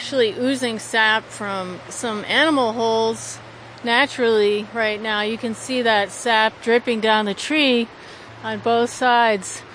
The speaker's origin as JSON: {"language": "English", "town": "Oneonta", "region": "New York", "country": "United States", "tie": "born or raised there", "lives_now": "Tusten, United States", "said": "I grew up in Oneonta, New York, which is the Upper Catskills"}